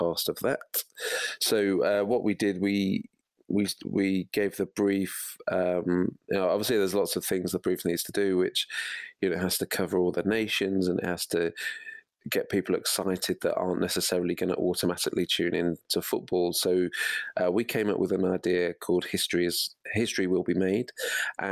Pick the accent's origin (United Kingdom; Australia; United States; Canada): United Kingdom; Midlands; now in Wilmslow, United Kingdom; I'm from the Midlands